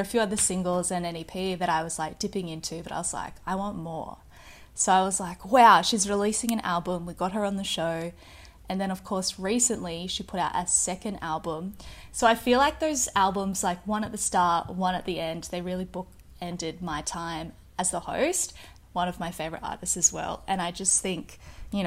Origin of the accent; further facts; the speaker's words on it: Mission Beach, Queensland, Australia; moved away; also born or lived in Ayr, Queensland; moved to a town called Misha Beach when I was four. And that's really where I spent like all of my childhood. And it's a place that I see as my hometown